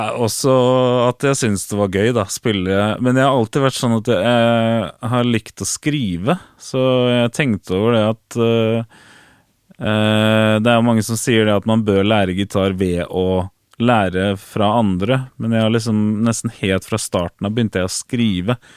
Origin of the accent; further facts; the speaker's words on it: Fredrikstad, Østfold, Norway; i Fredrikstad, der jeg kommer fra